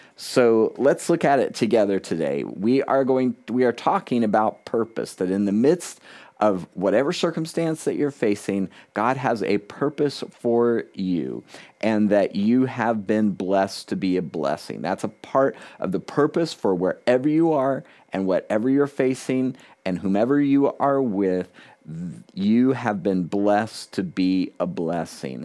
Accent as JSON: {"language": "English", "region": "South Florida", "country": "United States", "tie": "born or raised there", "also_born_or_lived": "Key West, Florida", "moved": "as an adult", "lives_now": "New Hampshire, United States", "said": "I was born in Key West, Florida, the southernmost part city in the continental United States. I had grown up in South Florida"}